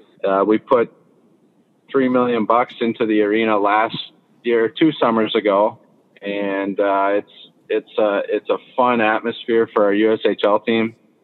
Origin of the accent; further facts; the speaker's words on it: Midwest, United States; I mean, I grew up in the Midwest. I wanted to get kind of come home.